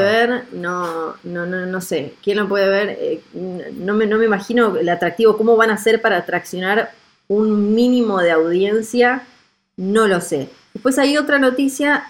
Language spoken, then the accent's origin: Spanish; Argentina; yo soy de Argentina